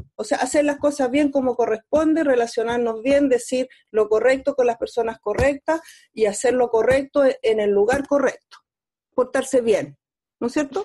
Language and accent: Spanish; Chile